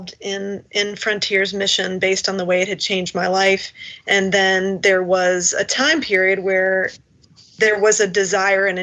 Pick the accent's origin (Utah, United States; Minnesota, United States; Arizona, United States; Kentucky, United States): Kentucky, United States; I was originally from Kentucky.